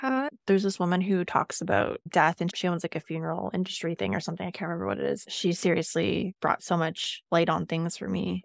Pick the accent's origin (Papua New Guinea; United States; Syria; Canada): Canada; also born or lived in Yukon; we're Canadian, we have that here